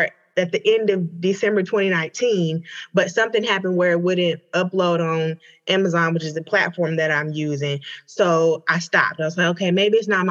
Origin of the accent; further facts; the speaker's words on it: Hope, Arkansas, United States; moved away as an adult; now in Atlanta, United States; So I am originally from Hope, Arkansas, but I live in Atlanta, Georgia now.